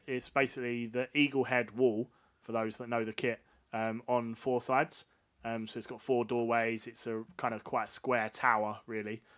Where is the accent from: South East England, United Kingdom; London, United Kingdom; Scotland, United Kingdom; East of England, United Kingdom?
East of England, United Kingdom; Essex; We're both from Essex